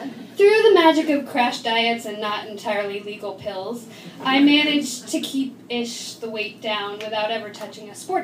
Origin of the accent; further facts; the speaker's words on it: Florida, United States; also born or lived in Nashville; growing up in Florida